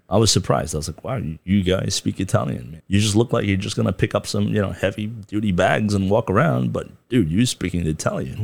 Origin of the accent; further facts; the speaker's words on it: Darjeeling, West Bengal, India; moved away as an adult; also born or lived in Kathmandu, Nepal / Canada; now in Taiwan; I grew up in Darjeeling, went to school there